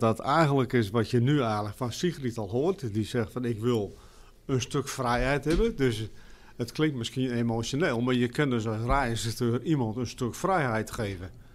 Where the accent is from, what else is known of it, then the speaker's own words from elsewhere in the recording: Harlingen, Friesland, Netherlands; ik kom uit Harlingen